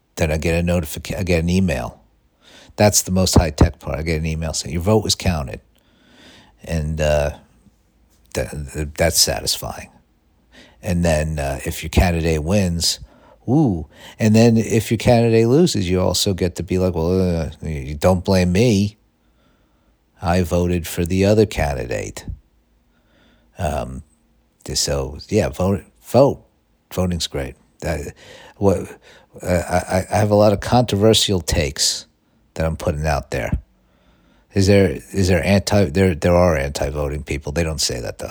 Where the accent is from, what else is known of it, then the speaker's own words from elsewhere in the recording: New York City, New York, United States; growing up in Staten Island